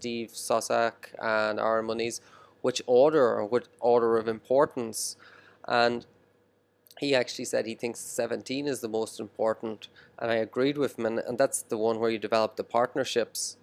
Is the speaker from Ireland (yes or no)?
yes; Ireland; now in Shenzhen, China; I grew up in Ireland here